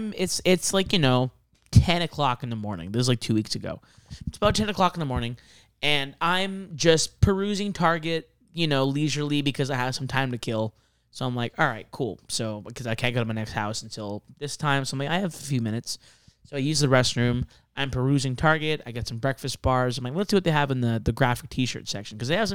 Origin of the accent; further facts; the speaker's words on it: San Gabriel Valley, California, United States; growing up in the San Gabriel Valley